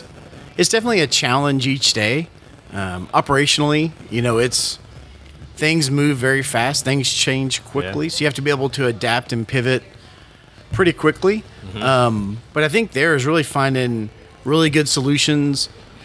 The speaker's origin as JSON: {"language": "English", "town": "Waco", "region": "Texas", "country": "United States", "tie": "born or raised there", "lives_now": "Houston, United States", "said": "born and raised in Waco, Texas, went to Baylor University."}